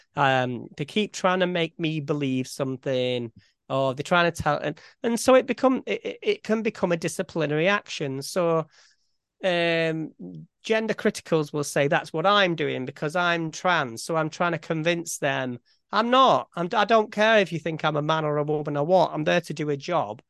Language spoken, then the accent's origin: English; Farnworth, North West England, United Kingdom; if somebody asks me where I'm from, I'd say Farnworth.